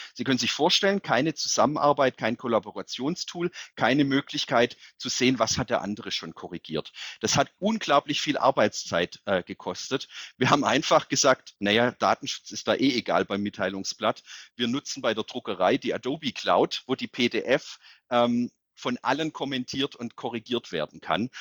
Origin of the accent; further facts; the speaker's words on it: Calw, Baden-Württemberg, Germany; also born or lived in Netherlands; in meiner Heimatstadt der Job des OB frei geworden ist, habe ich mich beworben und bin jetzt nicht nur Oberbürgermeister der Stadt